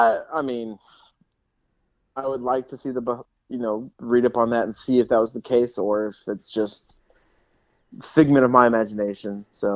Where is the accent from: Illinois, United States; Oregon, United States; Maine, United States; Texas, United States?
Texas, United States; I'm a Texan.